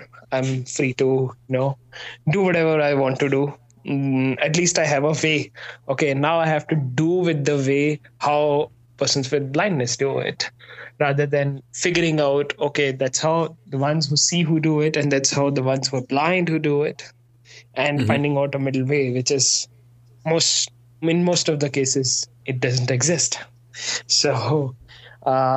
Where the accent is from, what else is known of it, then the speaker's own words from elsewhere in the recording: Faridabad, Haryana, India; moved away as an adult; also born or lived in Delhi; now in Mumbai, India; My family stays in my hometown, Faridabad.